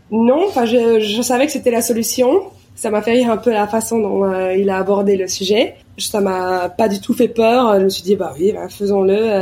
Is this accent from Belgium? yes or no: yes; Belgium; moved away as an adult; now in New York, United States; en tant que Belge